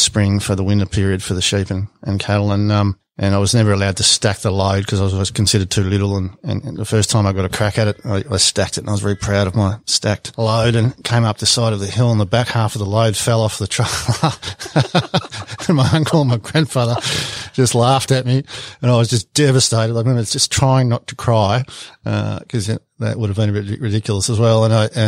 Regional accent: Melbourne, Victoria, Australia; moved away; also born or lived in Smeaton, Victoria / Western Australia; I was born in Melbourne.

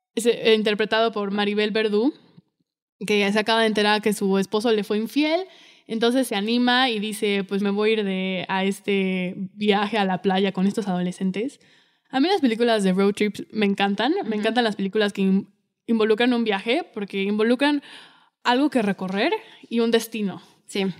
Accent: Mexico; como mexicano

